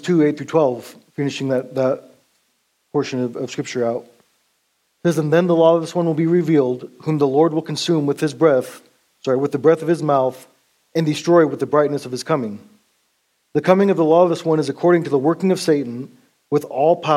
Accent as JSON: {"language": "English", "region": "Montana", "country": "United States", "said": "At that time, I was from Montana"}